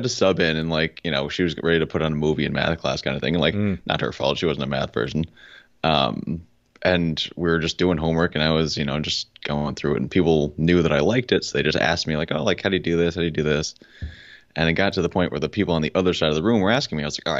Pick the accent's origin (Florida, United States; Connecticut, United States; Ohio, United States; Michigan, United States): Connecticut, United States; now in Charlotte, United States; I'm originally from Connecticut, which we were just talking about. We're very proud of our pizza there. And it's one of the bright spots of Connecticut. But I moved down to Charlotte, North Carolina, because there's a whole lot more going on down here.